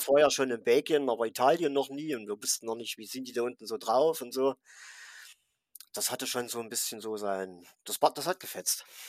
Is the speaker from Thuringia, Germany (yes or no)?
yes; Thuringia, Germany; ich komme aus Thüringen